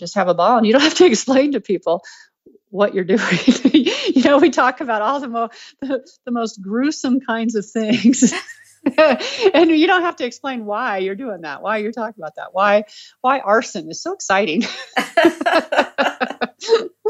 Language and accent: English; Colorado, United States; I'm from Colorado